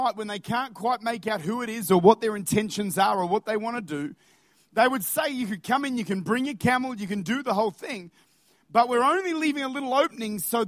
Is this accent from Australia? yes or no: yes; Australia; as Australians, we've got to understand that we actually do live with incredible privilege.